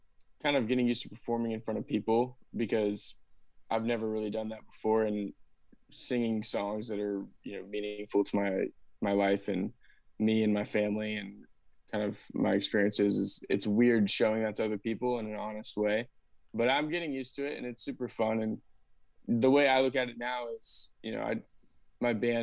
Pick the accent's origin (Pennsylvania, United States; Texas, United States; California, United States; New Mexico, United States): Texas, United States; Austin; I grew up in Austin. I'm a sixth generation Austinite